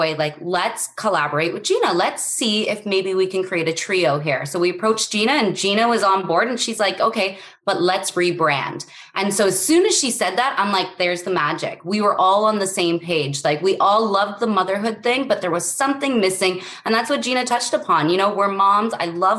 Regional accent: Canada; I'm Canadian.

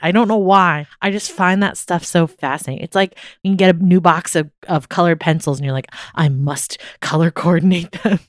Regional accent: Maryland, United States; Growing up in Maryland

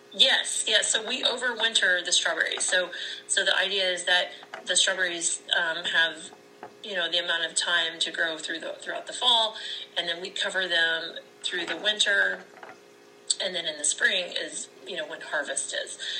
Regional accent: Lexington, Missouri, United States; I am from Lexington, Missouri

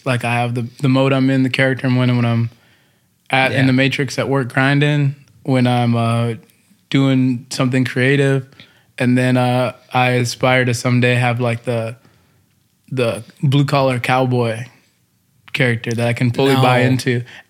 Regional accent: Texas, United States; I'm from Texas.

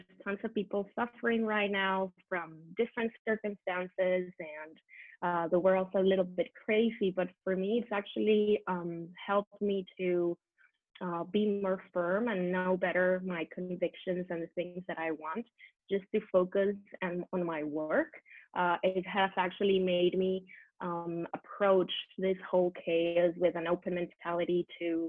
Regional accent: Venezuela; moved away as an adult; now in Barcelona, Spain; I'm from Venezuela, South America. I came to live actually in Barcelona in Spain, where I live now 12 years ago

